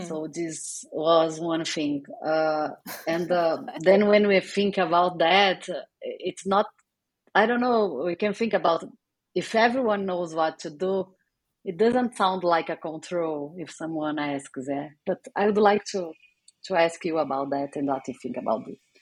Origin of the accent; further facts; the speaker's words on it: Brazil; moved away; also born or lived in England; I'm from Brazil